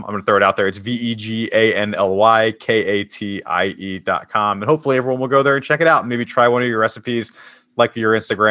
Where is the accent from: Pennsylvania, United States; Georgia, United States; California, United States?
Pennsylvania, United States; Philadelphia; I'm from Philadelphia, so we're a big soft pretzel